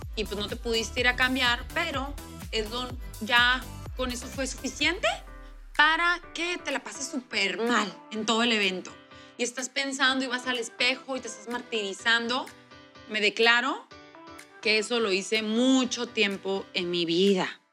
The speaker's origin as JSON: {"language": "Spanish", "country": "Mexico", "said": "aquí en mi país, México"}